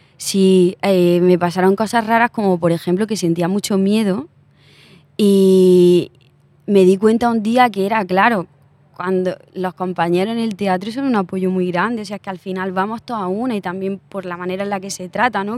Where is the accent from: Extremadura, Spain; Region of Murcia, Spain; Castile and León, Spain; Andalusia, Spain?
Andalusia, Spain; Úbeda; now in Madrid, Spain; Úbeda, que es mi pueblo